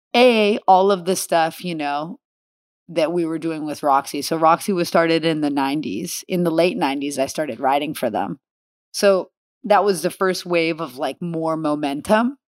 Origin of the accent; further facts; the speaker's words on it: Los Angeles, California, United States; also born or lived in Downey / Oceanside; I grew up in the valley here in L